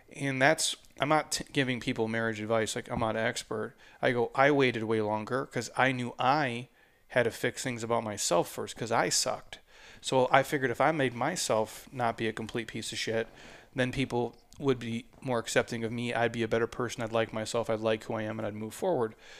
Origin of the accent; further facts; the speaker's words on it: Midwest, United States; moved away; I'm from the Midwest